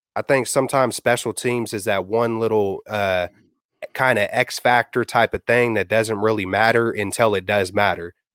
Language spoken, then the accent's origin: English; Bay Area, California, United States; I'm born and raised in the Bay Area